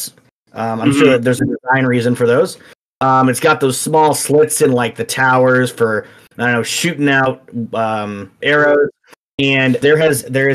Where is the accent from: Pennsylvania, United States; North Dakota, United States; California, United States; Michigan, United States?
Michigan, United States; Detroit; I grew up in Detroit